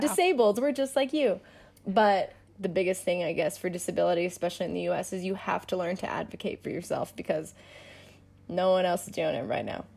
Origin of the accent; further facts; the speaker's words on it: Denver, Colorado, United States; I'm from Denver